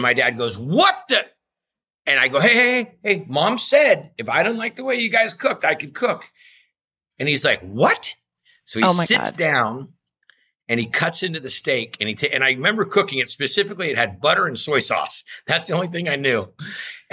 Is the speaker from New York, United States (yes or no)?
no; Ferndale, California, United States; I was raised in a little town in Northern California